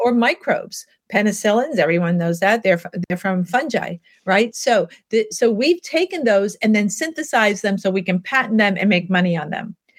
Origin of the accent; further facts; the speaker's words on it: New York City, New York, United States; I grew up in Manhattan